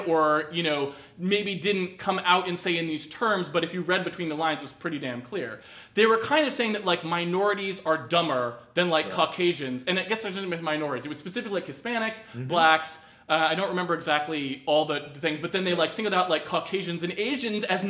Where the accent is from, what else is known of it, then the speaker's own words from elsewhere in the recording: New England, United States; I grew up in New England